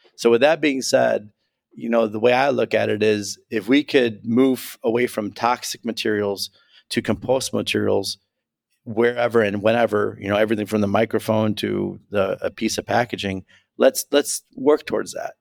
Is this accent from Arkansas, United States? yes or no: no; Chicago, Illinois, United States; I'm a Chicagoan